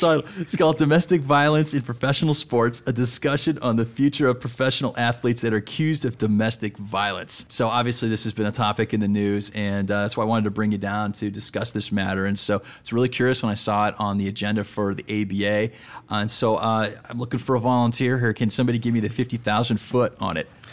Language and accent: English; Denver, Colorado, United States; I'm from Denver